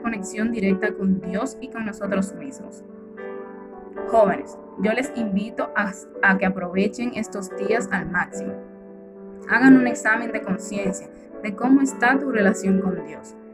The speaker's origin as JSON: {"language": "Spanish", "region": "La Vega", "country": "Dominican Republic", "said": "soy de La Vega"}